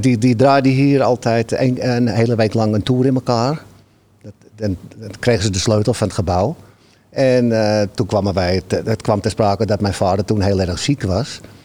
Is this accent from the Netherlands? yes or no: yes; Amsterdam, North Holland, Netherlands; now in Halsteren, Netherlands; ik kom uit Amsterdam-Noord, maar ik heb een tijdje in Oost gewoond